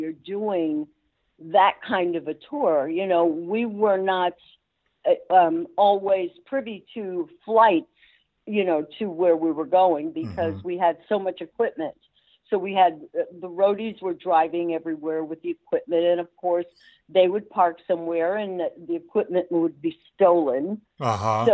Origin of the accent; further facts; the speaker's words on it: New York City, New York, United States; I'm from Brooklyn.